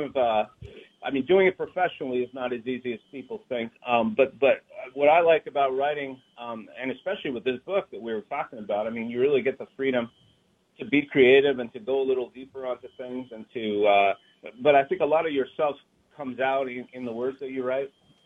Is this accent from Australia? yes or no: no; Canada; now in Seattle, United States; my home country